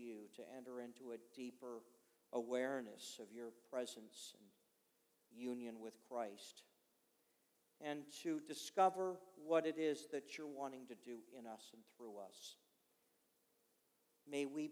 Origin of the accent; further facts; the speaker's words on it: Montreal, Quebec, Canada; I was born in Montreal, Canada